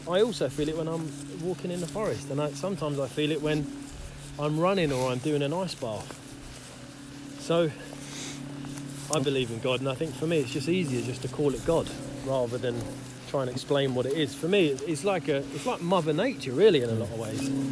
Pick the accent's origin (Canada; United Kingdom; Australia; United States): United Kingdom; Isleworth, London; moved away as an adult; now in Devon, United Kingdom; I grew up in Isleworth.